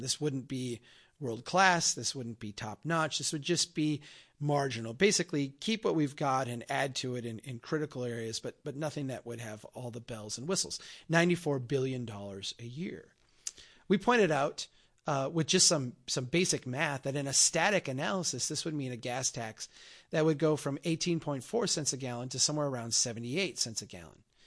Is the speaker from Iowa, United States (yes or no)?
no; Brainerd, Minnesota, United States; My hometown here of Brainerd, Minnesota